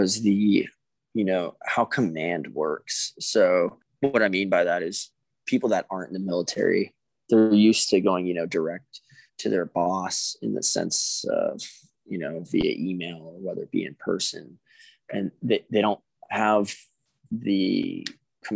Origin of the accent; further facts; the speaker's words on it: Orange County, California, United States; moved away as an adult; now in New Mexico, United States; I actually grew up in Orange County, California.